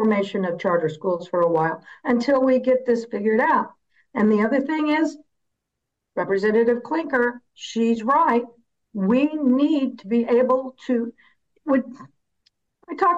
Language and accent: English; Indiana, United States; I come from Indiana. I've been here. My family's been here for seven generations